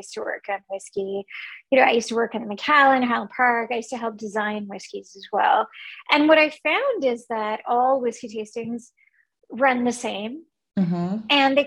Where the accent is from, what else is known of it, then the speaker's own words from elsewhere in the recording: Cyprus; moved away; also born or lived in Kuwait / India; I was born in Kuwait in the Middle East, and I grew up on a Greek island, Cyprus, but we're Indian. My family is from India